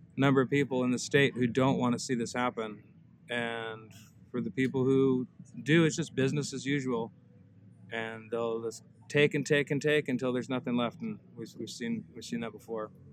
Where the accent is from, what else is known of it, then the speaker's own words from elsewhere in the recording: Seward, Alaska, United States; I was born and raised here in Alaska, Prince William Sound and Seward.